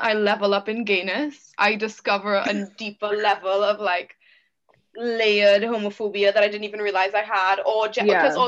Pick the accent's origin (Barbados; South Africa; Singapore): Barbados; also born or lived in Trinidad and Tobago; growing up and like spending my formative years in Barbados, because I was born in Trinidad but moved to Barbados